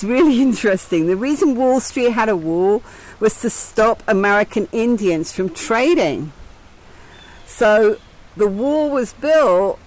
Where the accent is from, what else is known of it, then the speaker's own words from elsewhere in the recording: England, United Kingdom; I am from England